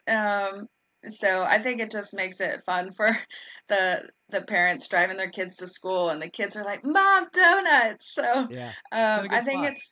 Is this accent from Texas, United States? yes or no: yes; Dallas, Texas, United States; moved away as an adult; now in Atlanta, United States; Well, I came from Dallas, Texas, and there were legit 700 donut shops. Really? Um, and so when we moved to Atlanta 10 years ago, at that time, it was really just Dunkin'.